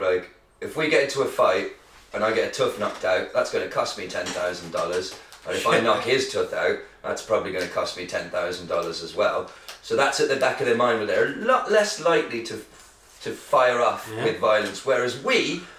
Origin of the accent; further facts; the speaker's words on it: United Kingdom; Look, we're British, we might not know fuck all about the culinary delights of the world